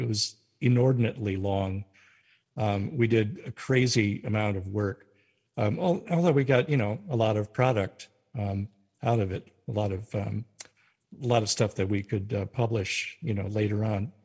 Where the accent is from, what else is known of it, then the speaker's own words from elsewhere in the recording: North Dakota, United States; moved away as an adult; also born or lived in Carlisle, Pennsylvania; I was raised in North Dakota as a Lutheran